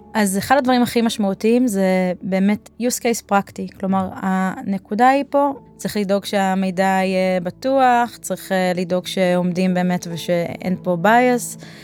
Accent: Israel; כישראלים באופי שלנו

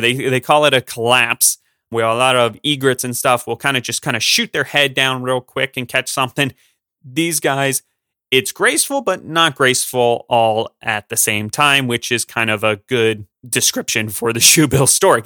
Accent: Pennsylvania, United States; I'm from Pennsylvania

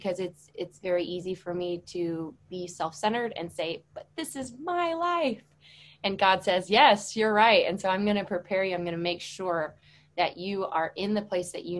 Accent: St. Louis, Missouri, United States; moved away as an adult; now in Oxford, Mississippi, United States; I am originally from St. Louis, Missouri

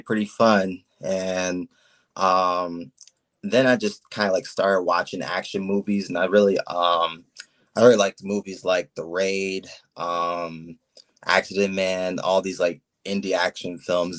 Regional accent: Copley, Ohio, United States; I'm from Copley, Ohio

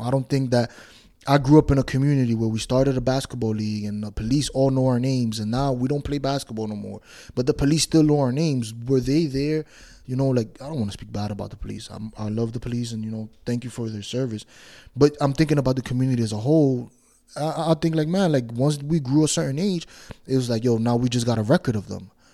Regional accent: New York City, New York, United States; I grew up in Washington Heights, New York

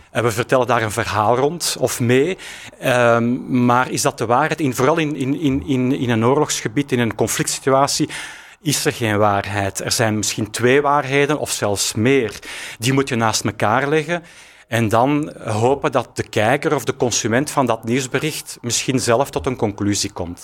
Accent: Antwerp, Flanders, Belgium; wij komen eigenlijk uit Antwerpen

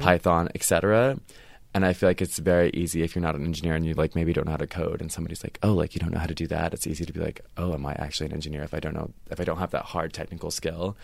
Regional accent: Cincinnati, Ohio, United States; moved away as an adult; now in Los Angeles, United States; I'm from Cincinnati, Ohio

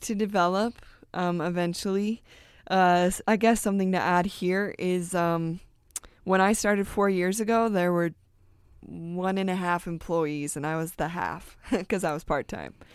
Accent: United States; we're American

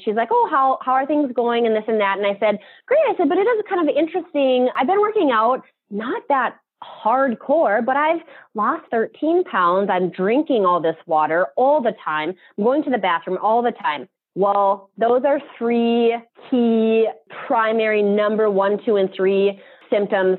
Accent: Bismarck, North Dakota, United States; also born or lived in Mandan, North Dakota / Regan, North Dakota; me growing up in Mandan, Bismarck

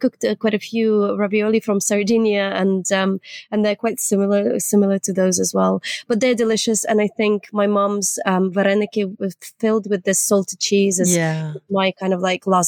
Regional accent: Nova Kakhovka, Kherson Oblast, Ukraine; also born or lived in Leeds, United Kingdom; now in United Kingdom; from Kachovka, from my hometown.

